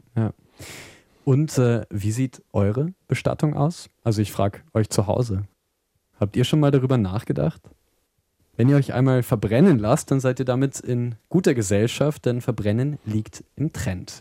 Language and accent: German; Vienna, Austria; Als Wiener